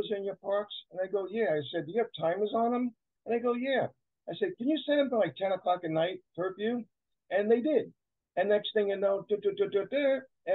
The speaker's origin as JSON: {"language": "English", "region": "New York", "country": "United States", "also_born_or_lived": "Orangevale, California", "moved": "yes", "lives_now": "Sacramento area, United States", "said": "I'm originally from New York"}